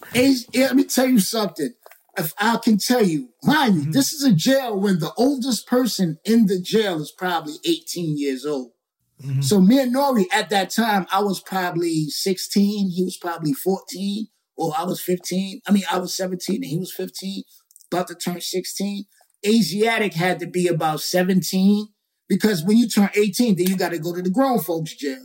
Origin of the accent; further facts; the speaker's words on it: New York City, New York, United States; I'm from Queensbridge